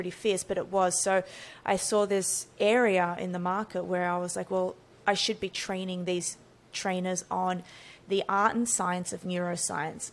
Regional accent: Australia; So born and raised in Australia

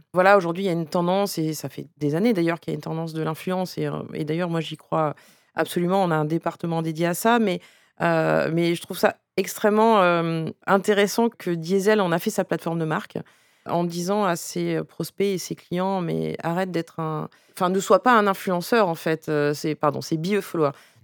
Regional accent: Breton, Brittany, France; je suis bretonne et japonaise

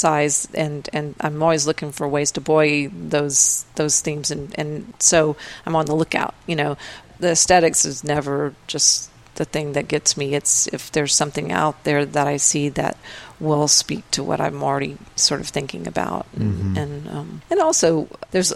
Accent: Texas, United States; I'm from Texas

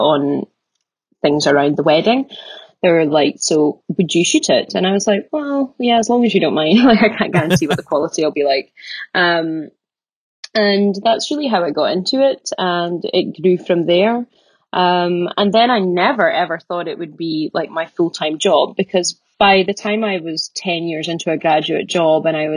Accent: Aberdeen, Scotland, United Kingdom; also born or lived in Glasgow; I'm from Aberdeen originally

